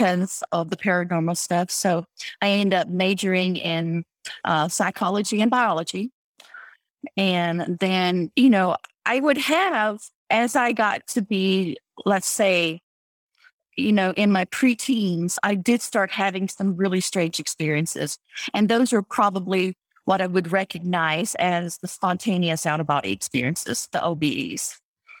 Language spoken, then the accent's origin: English; Texas, United States; I grew up in Texas